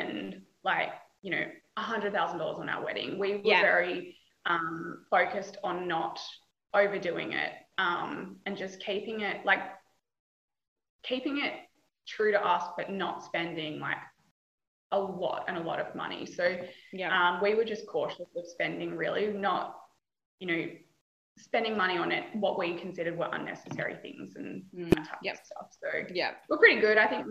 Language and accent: English; Kalgoorlie, Western Australia, Australia; now in Perth, Australia; I grew up in Kalgoorlie, which is 6 hours like east of Perth. It's a small mining town